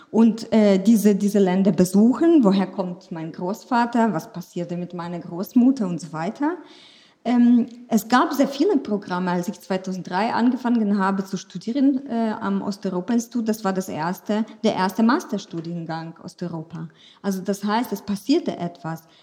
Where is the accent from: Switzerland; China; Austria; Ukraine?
Ukraine; Chernivtsi, Chernivtsi Oblast; first language Ukrainian; German is a second language; now in Germany; Das gab es schon, aber wir waren alle ukrainischsprachig. Und ich bin in der Ukraine dann aufgewachsen. Und als ich hierher kam, kam ich, habe ich Fragen zu hören bekommen, ist Sibirien von der Ukraine weit, weit entfernt?